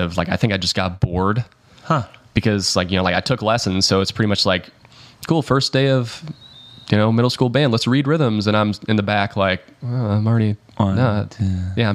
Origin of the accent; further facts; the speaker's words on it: Hickory, North Carolina, United States; also born or lived in Melbourne, Florida; now in Nashville, United States; I was born in Melbourne and like we moved when I was 9 up to North Carolina